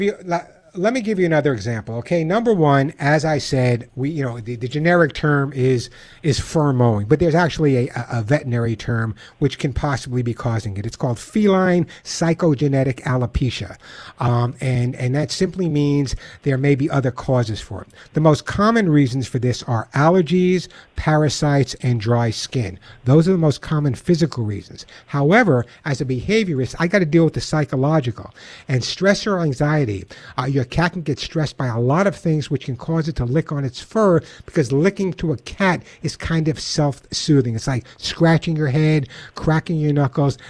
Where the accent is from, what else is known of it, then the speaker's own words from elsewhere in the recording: Long Island, New York, United States; now in Santa Monica, United States; I grew up on Long Island